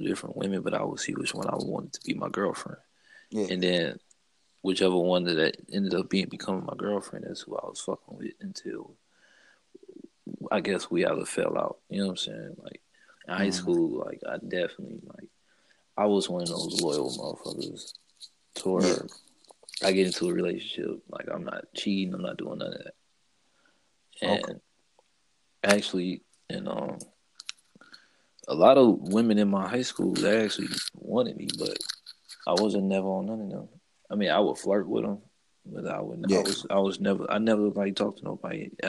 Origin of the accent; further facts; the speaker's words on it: St. Louis, Missouri, United States; also born or lived in Oakland, California; I was born in Oakland and raised in St. Louis